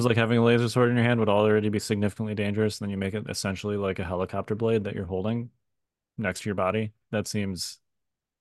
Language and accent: English; Chicago, Illinois, United States; moved away; I grew up in Chicago